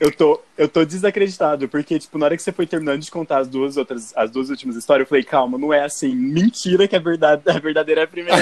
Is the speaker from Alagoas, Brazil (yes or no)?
no; interior of São Paulo, Brazil; now in Ribeirão Preto, Brazil; Nós somos daqui do interior de São Paulo